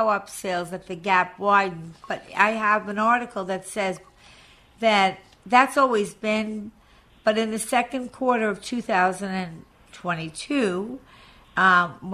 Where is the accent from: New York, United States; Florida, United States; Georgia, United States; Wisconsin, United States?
New York, United States; Long Island; when I first came to Douglas Elliman, I was from Long Island